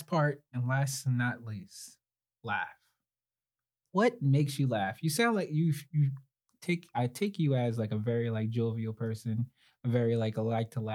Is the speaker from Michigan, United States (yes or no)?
no; New York City, New York, United States; moved away; Growing up in New York